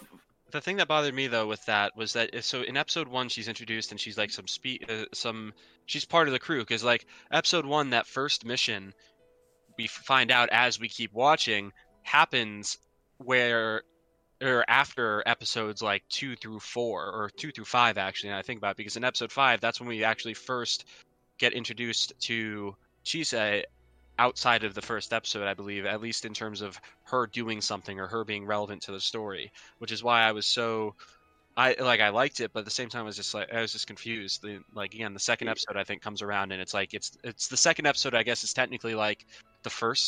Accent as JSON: {"language": "English", "country": "United Kingdom", "said": "God save the Queen, right? Yeah. I'm a Brit."}